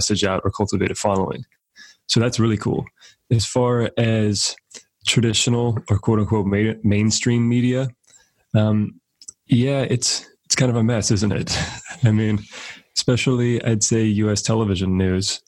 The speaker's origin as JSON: {"language": "English", "region": "Central California", "country": "United States", "tie": "born or raised there", "said": "as an American kid growing up in Central California"}